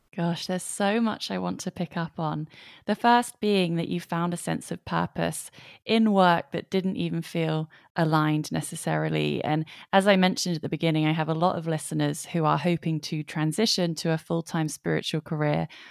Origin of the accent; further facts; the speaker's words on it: England, United Kingdom; I am from England. I'm in England right now